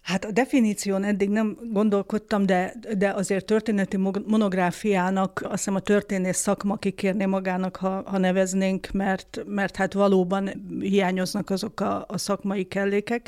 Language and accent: Hungarian; Budapest, Hungary; ebbe a saroklakásba születtem aztán én is, és aztán egy ilyen házon belüli család, vagy lakáscserével sikerült följutnunk a harmadik emeletre, és hát a szüleim halálukig ott laktak, és, és az én egész eddigi életem praktikusan ott telt